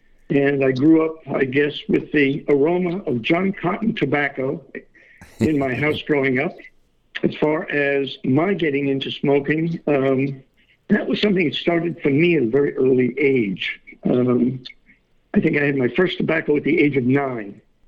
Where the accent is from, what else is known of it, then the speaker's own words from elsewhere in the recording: New York, United States; I'm originally from New York. I guess one could call me a war baby.